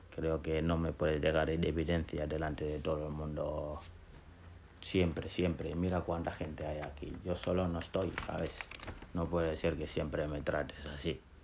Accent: Gambia; moved away as an adult; also born or lived in Senegal; now in Basque Country, Spain; he crecido en, en, África entre Gambia y Senegal eh, soy de Gambia eh, o de Senegambia mejor dicho

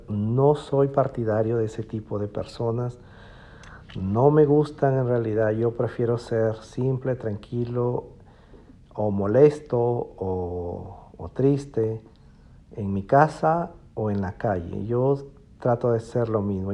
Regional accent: Piura, Peru; moved away as an adult; regresé a mi ciudad natal, a Piura, Perú

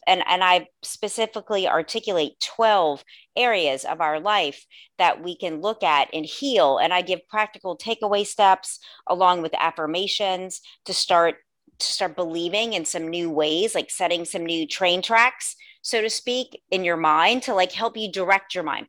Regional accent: New Orleans, Louisiana, United States; also born or lived in Los Angeles, California; I was born and raised in New Orleans, Louisiana

